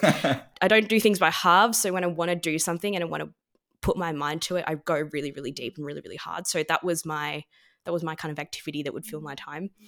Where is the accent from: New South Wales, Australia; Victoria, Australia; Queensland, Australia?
Victoria, Australia; Melbourne; growing up in Melbourne and in Australia